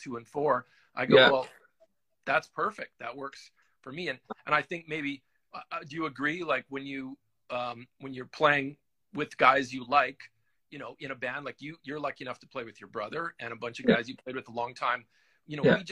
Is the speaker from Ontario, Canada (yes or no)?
no; Winnipeg, Manitoba, Canada; I'm from Winnipeg. So I'm kind of a smaller city Canadian guy